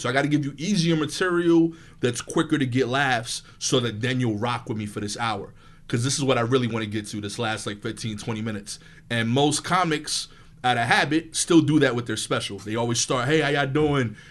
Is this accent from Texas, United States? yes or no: no; New York City, New York, United States; I'm from East New York, Brooklyn